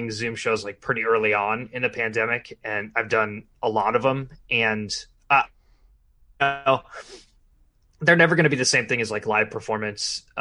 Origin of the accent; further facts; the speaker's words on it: Arizona, United States; now in Los Angeles, United States; so I'm originally from Arizona. I live in okay. LA mostly, um, but I'm just I'm just out here uh, for the next month